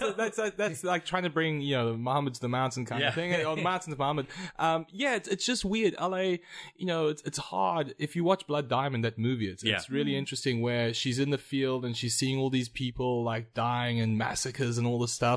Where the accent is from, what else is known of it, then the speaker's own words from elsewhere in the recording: Durban, KwaZulu-Natal, South Africa; I'm from Durban.